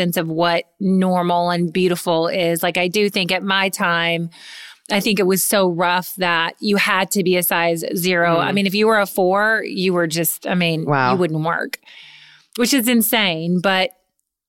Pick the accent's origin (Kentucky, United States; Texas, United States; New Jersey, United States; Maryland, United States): Kentucky, United States; moved away; I'm from Kentucky